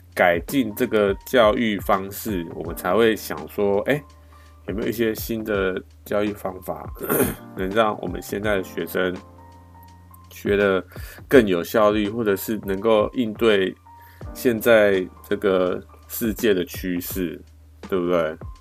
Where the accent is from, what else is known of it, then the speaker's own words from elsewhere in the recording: Taiwan; 我们台湾